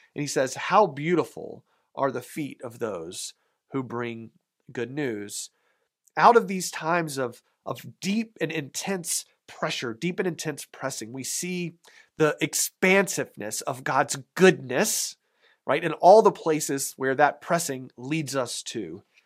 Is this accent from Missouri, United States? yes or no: no; Raleigh, North Carolina, United States; moved away; my hometown, uh, Raleigh, North Carolina